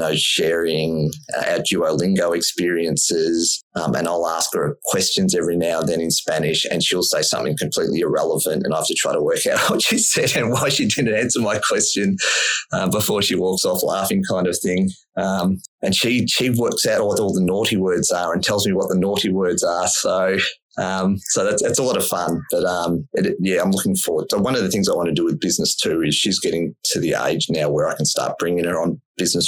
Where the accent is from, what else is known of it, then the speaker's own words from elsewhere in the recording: Melbourne, Victoria, Australia; I grew up in Melbourne, which is sort of Australia's sports capital.